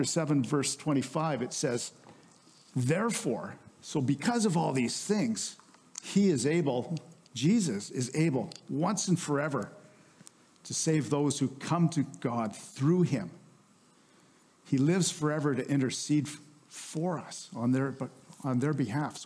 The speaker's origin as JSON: {"language": "English", "country": "Canada", "said": "we're Canadians"}